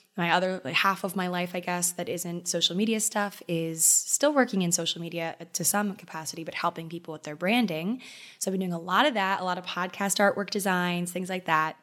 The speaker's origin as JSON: {"language": "English", "region": "Maryland", "country": "United States", "tie": "born or raised there", "moved": "as an adult", "lives_now": "New York City, United States", "said": "my home state of Maryland"}